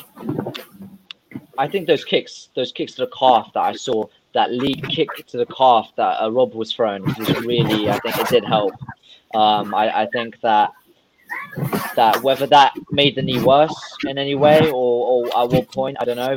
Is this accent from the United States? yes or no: no; Russia; I'm from a whole different part of the world. I'm from Russia